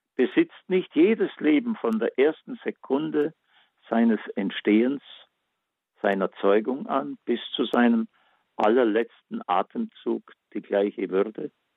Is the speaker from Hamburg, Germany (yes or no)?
no; Backnang, Baden-Württemberg, Germany; meine Heimatstadt Batnang